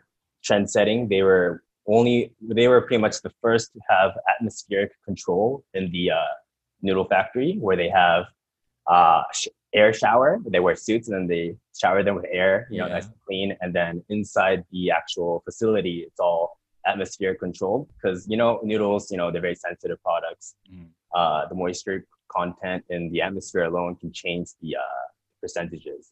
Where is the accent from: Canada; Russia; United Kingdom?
Canada; I was born in Canada, but I'm Japanese